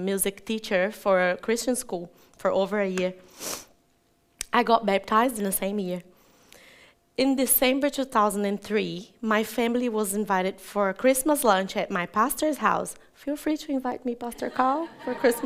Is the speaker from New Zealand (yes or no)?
no; Catalão, Goiás, Brazil; also born or lived in Japeri, Brazil; I was 2 years old when we moved to Catalão, so I know that town as my hometown. There I was raised